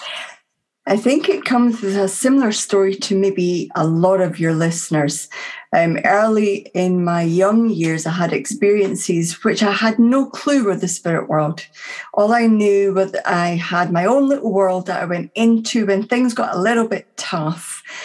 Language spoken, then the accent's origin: English; Dunfermline, Scotland, United Kingdom; my hometown at that time of Dunfermline, which is just north of Edinburgh